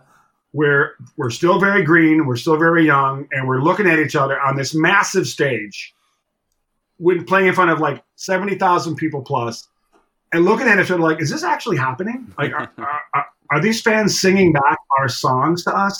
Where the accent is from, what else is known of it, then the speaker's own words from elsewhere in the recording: Buffalo, New York, United States; moved away; also born or lived in Toronto, Canada / Los Angeles; growing up in Buffalo